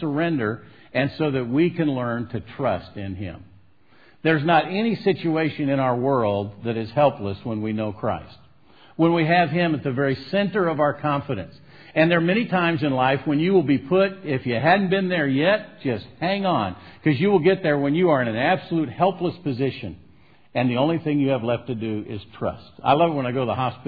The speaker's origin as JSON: {"language": "English", "region": "Southern California", "country": "United States", "said": "I'm from Southern California, the land of the fruits and nuts and flakes."}